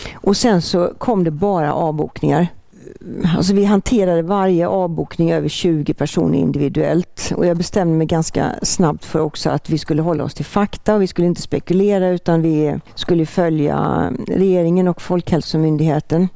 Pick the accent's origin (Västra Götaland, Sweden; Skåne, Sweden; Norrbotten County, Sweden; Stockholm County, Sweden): Västra Götaland, Sweden; Borås-Ulricehamn area; moved away; also born or lived in Halmstad; Vi hade sommarstuga i Frösakull när jag växte upp. Som så många ifrån den trakten Borås-Ulricehamn